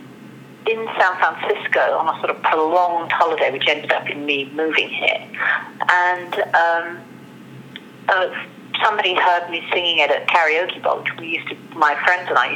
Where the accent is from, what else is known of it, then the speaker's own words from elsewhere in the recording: London, United Kingdom; I was born in London, my parents got divorced.